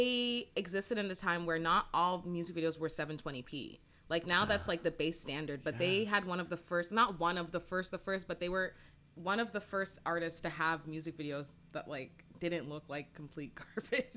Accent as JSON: {"language": "English", "town": "Brampton", "region": "Ontario", "country": "Canada", "tie": "born or raised there", "said": "I grew up in Brampton"}